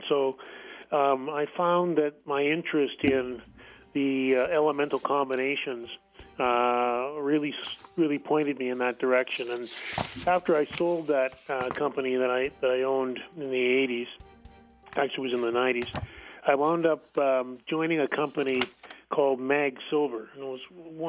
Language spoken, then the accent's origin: English; Canada; also born or lived in Ottawa / Toronto